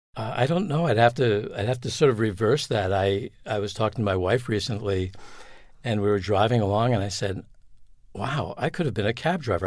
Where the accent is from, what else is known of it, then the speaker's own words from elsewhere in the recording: Long Island, New York, United States; moved away; also born or lived in New Hampshire; I grew up in Long Island, New York